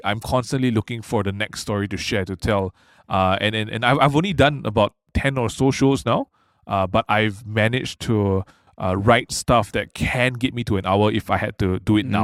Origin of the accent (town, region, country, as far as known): Malaysia